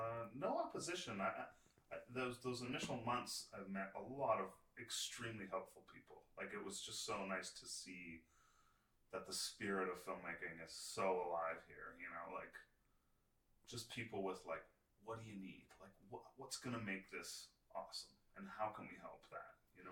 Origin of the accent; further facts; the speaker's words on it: Canada; I'm the Canadian DP